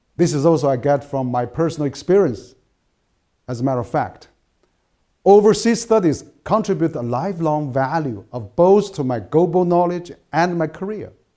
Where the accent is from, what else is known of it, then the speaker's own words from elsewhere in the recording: Chengdu, Sichuan, China; English is a second language; my hometown, which is Chengdu